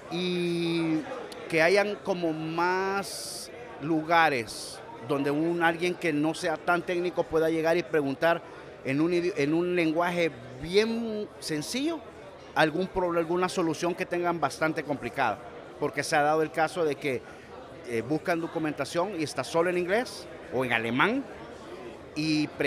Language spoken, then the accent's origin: Spanish; El Salvador; solo soy un humilde salvadoreño